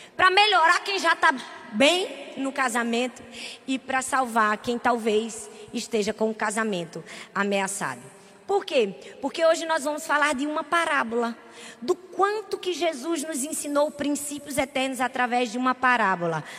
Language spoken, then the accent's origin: Portuguese; Northeast Region, Brazil; a gente é nordestino